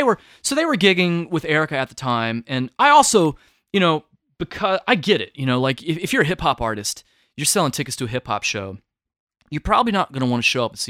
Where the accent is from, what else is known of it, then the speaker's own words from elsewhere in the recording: the South, United States; I had thankfully gone through things like this growing up in the South.